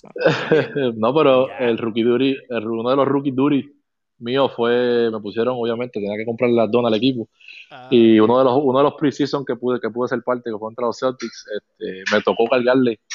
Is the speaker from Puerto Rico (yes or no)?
yes; Carolina, Puerto Rico; yo soy de Carolina